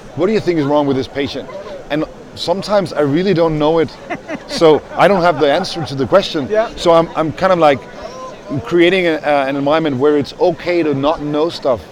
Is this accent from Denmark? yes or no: yes; Denmark; moved away; I'm from Denmark.